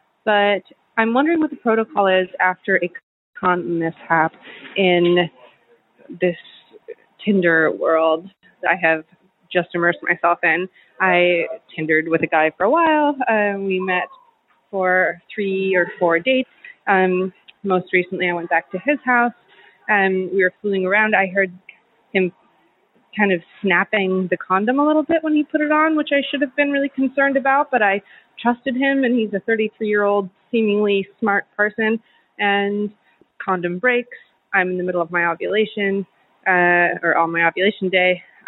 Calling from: New York, United States; Hi, Dan. I'm calling you from New York. I am a 30-year-old woman working in the field of reproductive health

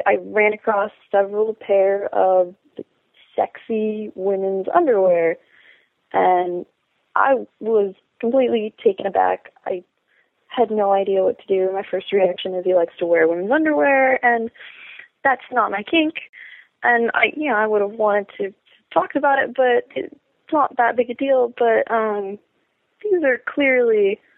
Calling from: Portland, United States; Hi, Dan. I'm … from Portland.

